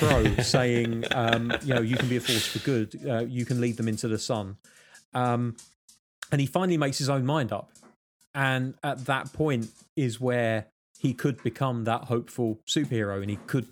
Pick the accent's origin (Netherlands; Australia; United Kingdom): United Kingdom; I'm British